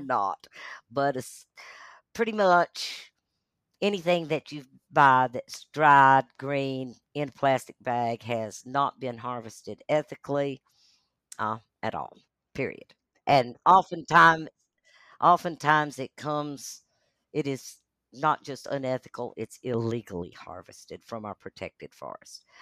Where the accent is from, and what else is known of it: Asheville, North Carolina, United States; born or raised there; also born or lived in Charlotte, North Carolina / Atlanta, Georgia / Brevard, North Carolina